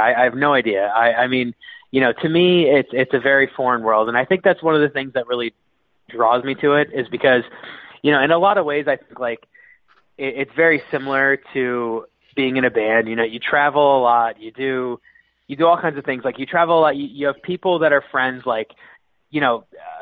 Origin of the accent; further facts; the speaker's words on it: Philadelphia, Pennsylvania, United States; I was born on Broad Street in Philadelphia